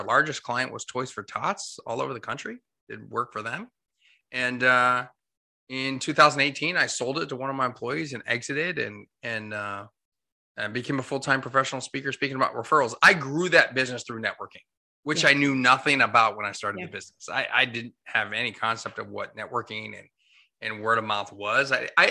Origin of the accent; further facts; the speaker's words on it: Hershey, Pennsylvania, United States; So I grew up in Chocolate Town, USA, good old Hershey, Pennsylvania.